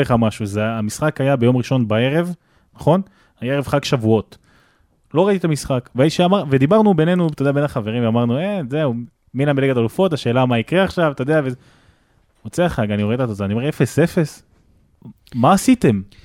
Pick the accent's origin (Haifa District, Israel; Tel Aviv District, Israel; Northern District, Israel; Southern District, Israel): Southern District, Israel; Netivot area; אני גר שם כל החיים